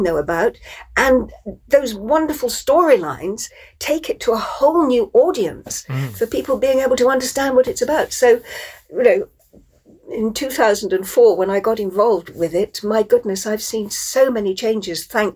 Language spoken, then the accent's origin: English; Plymouth, South West England, United Kingdom; Plymouth, in fact, my hometown